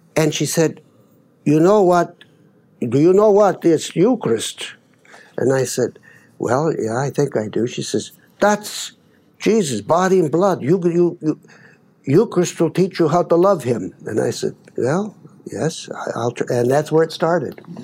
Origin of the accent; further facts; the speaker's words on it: Baker City, Oregon, United States; moved away; I grew up in Baker, Oregon, Baker City, it's called now